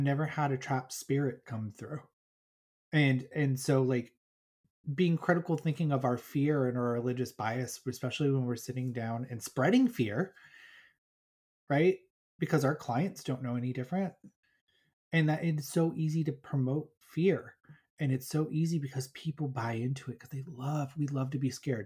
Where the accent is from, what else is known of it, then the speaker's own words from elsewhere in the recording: Colorado, United States; I'm from Colorado